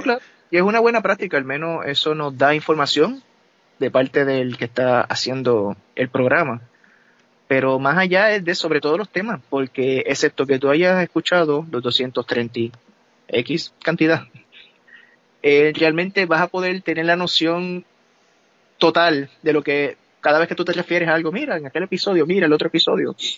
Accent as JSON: {"language": "Spanish", "country": "Puerto Rico", "moved": "yes", "said": "nosotros somos de Puerto Rico"}